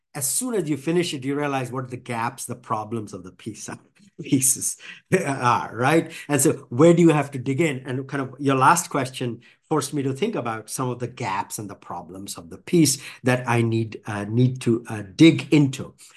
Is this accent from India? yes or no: yes; India; now in United States; I grew up in India